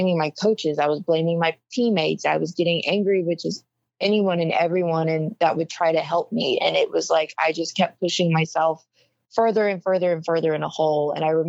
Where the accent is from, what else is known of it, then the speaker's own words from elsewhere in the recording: Oregon, United States; Well, I'm the kid from Oregon that pitched all those innings in 2019.